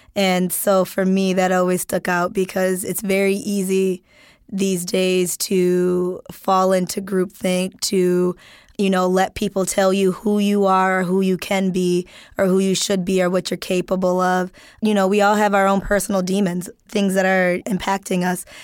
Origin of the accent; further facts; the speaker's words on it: Wisconsin, United States; I'm from Wisconsin